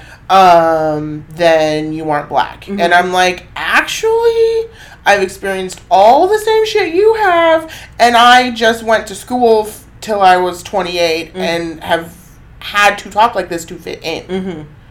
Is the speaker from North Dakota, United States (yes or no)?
no; Cottage Grove, Oregon, United States; I was raised in Cottage Grove, one of the whitest freaking cities in the state.